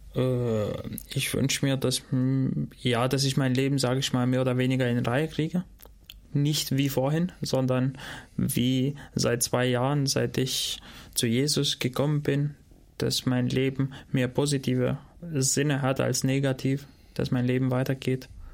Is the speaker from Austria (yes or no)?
no; Shkodër, Shkodër County, Albania; first language Albanian; German is a second language; also born or lived in Dortmund, Germany / Gotha, Germany; now in Germany; ich komme aus Skoda, also dort, wo ich herkomme